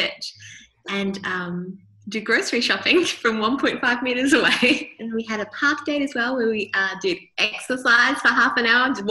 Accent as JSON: {"language": "English", "town": "Melbourne", "region": "Victoria", "country": "Australia", "said": "I'm from Melbourne, Australia"}